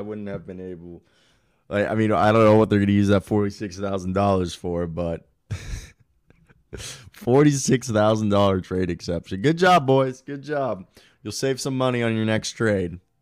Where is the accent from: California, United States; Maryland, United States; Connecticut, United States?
Maryland, United States; Baltimore County; moved away as an adult; also born or lived in Kansas; I'm from Baltimore, Maryland, if you guys don't know. Well, Bal, Baltimore County. Baltimore County, Maryland